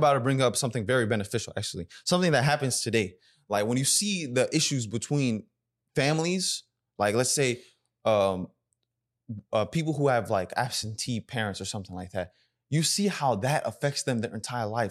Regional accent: United States; I grew up in America, so my Sudanese identity was, was lacking at a time.

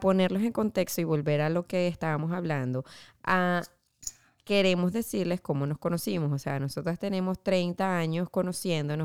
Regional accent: Venezuela; moved away as an adult; now in Orlando, United States; yo también soy una venezolana que acaba, de, bueno, acaba de llegar, no, tengo siete años

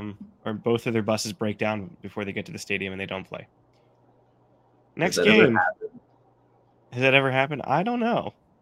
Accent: Baltimore, Maryland, United States; my hometown Baltimore Ravens

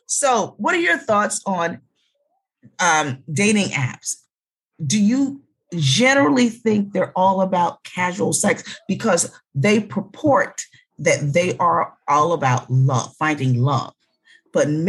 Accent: Philadelphia, Pennsylvania, United States; I was from Philly

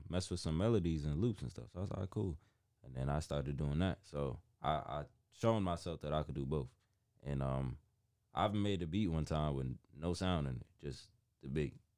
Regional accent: New Haven, Connecticut, United States; originally I'm from New Haven, Connecticut

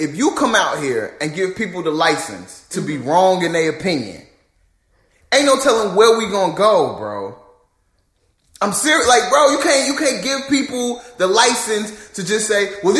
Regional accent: Chicago, Illinois, United States; born or raised there; moved away

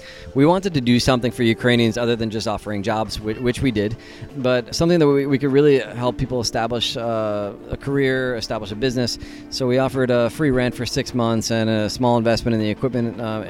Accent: United States; now in Prague, Czech Republic; As an American living in Prague

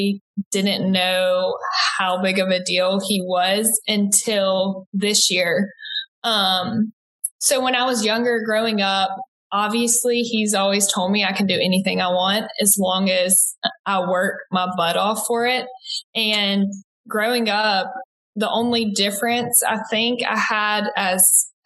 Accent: Macon, Georgia, United States; accent: Southern; moved away as an adult; now in Texas, United States; I was born and raised in Macon, Georgia

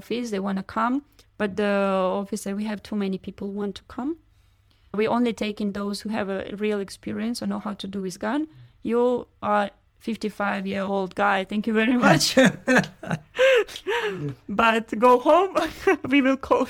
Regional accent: Kharkiv, Kharkiv Oblast, Ukraine; English is a second language; moved away as an adult; now in Vietnam; My hometown is Kharkiv, my parents there, my granny there

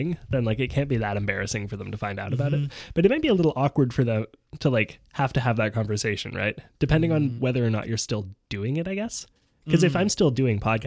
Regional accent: Montreal, Quebec, Canada; Montrealers like to act like we're like squeaky clean, but like, we got some bad shit here, too.

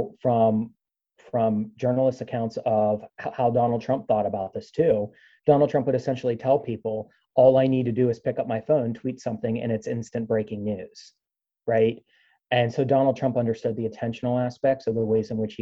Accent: Pennsylvania, United States; I'm originally from Pennsylvania, but spent quite a bit of time in the Northeast as a kid on the beach

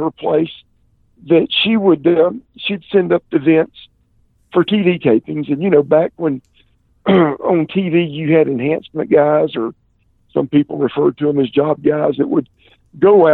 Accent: Columbia, South Carolina, United States; a school in Columbia, my hometown

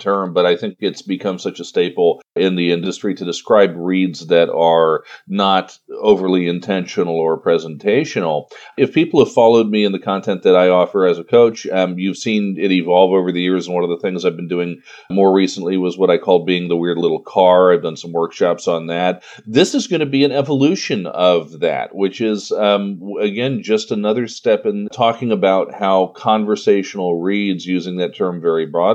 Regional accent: Washington, District of Columbia, United States; It's my hometown, the Washington, D.C. area

